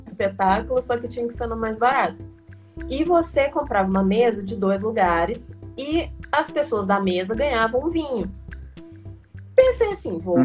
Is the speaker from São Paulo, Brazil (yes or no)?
no; Juiz de Fora, Minas Gerais, Brazil; also born or lived in Santos Dumont, Minas Gerais; eu sou de Santos Dumont, mas eu vim morar muito novinha em Juiz Fora, porque para estudar no colégio militar, né? Então já tem uns 12 anos que eu tô em Juiz Fora